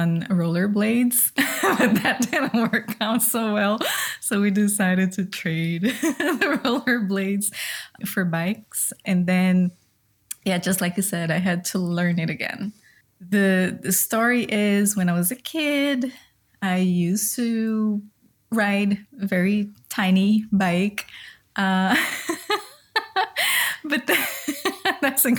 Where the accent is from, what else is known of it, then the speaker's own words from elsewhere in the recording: southeast Brazil, Brazil; moved away as an adult; now in Carmel, Indiana, United States; I was born and raised in Brazil, more like the southeast part of Brazil.